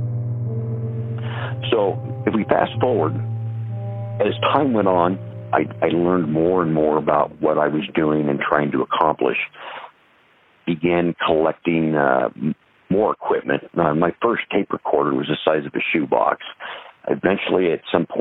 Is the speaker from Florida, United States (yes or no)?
no; Des Moines, Iowa, United States; also born or lived in Ida Grove, Iowa; I'm from Des Moines area. I grew up on a small farm or acreage just outside the edge of Des Moines